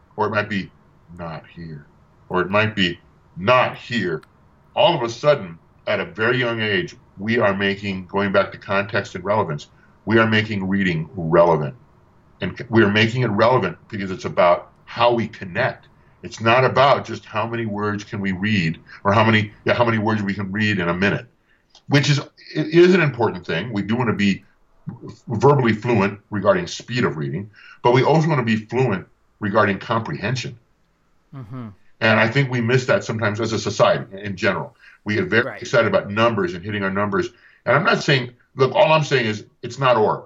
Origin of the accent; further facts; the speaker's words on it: Tucson, Arizona, United States; my hometown in Arizona as in Tucson